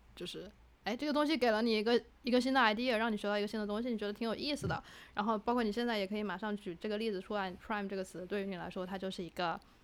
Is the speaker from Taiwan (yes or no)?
no; Wuhan, Hubei, China; accent: Wuhan; 我的普通话有武汉口音